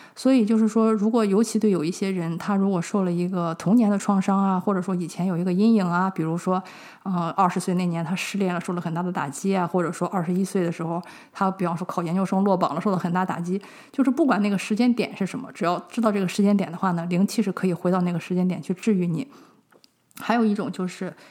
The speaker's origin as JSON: {"language": "Chinese", "country": "China", "said": "我们中国人这个问题非常地严重"}